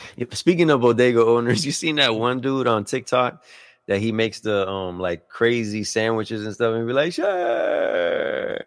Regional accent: Puerto Rico; moved away; we're originally from Puerto Rico, like, I was born in Puerto Rico

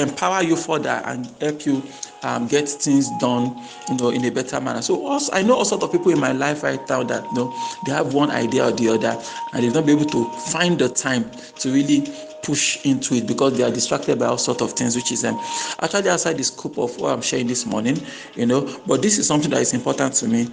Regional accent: Nigeria; I grew up in Nigeria

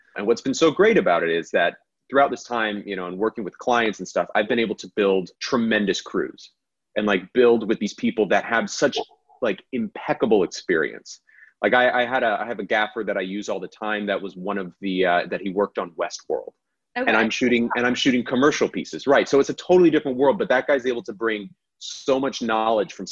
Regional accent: Central Florida, United States; in high school, growing up in Central Florida

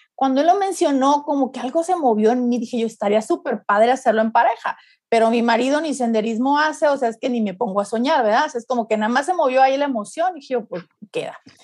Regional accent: Mexico; Como buena mexicana

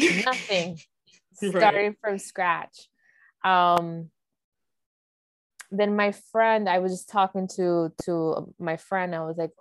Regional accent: United States; My story as a American born, background as a Dominican

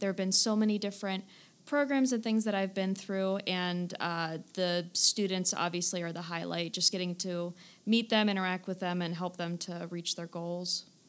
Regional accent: Stark County, Northeast Ohio, United States; I'm from this area, you know, born and raised in Stark County, went to Kent State University, so I am just Northeast Ohio through and through.

